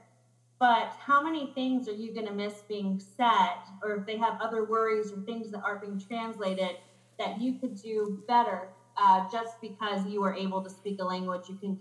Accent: United States; I was born in the United States. Both of my parents were born in Mexico

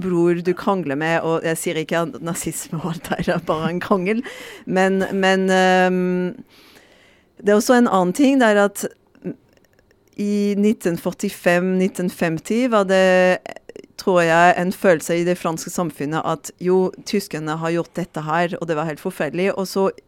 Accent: France; Norwegian is a second language; moved away as an adult; now in Norway; vi er ikke forberedt for det som franskmann

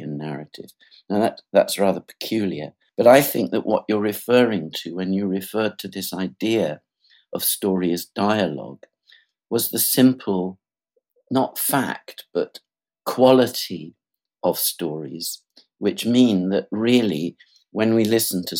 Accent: England, United Kingdom; I'm English. That's where I was born in England

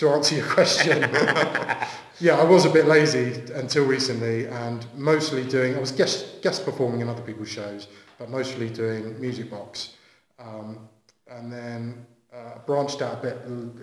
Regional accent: Southampton, South East England, United Kingdom; I'm from Southampton

